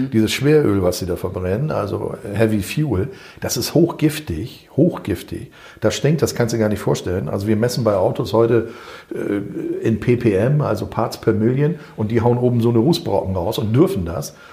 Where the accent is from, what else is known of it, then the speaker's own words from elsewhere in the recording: North Rhine-Westphalia, Germany; hör mal, ich komme aus NRW